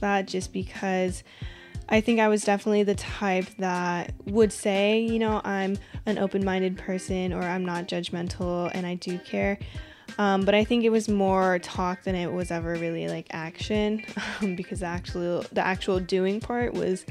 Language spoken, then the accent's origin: English; Washington, United States; I'm from Washington